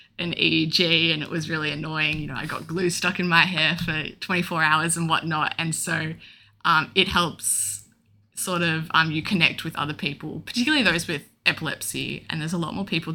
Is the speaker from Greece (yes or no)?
no; Melbourne, Victoria, Australia; I'm 22 and I'm from Melbourne.